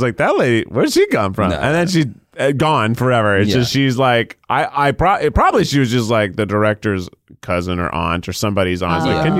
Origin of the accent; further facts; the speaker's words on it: Chicago, Illinois, United States; as a Chicagoan